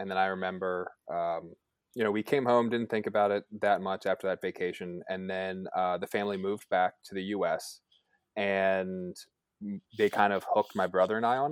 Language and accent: English; Baltimore, Maryland, United States; I'm from Baltimore